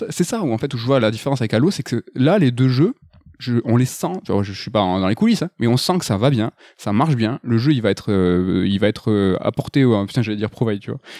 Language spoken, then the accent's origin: French; France; enfin nous en tant que Français on adore le Arkane Lyon